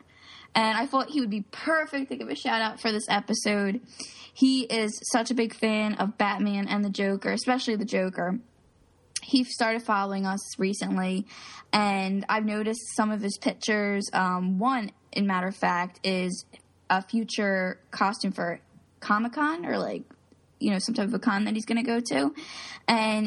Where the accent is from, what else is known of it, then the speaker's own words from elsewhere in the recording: Philadelphia, Pennsylvania, United States; I'm from Philly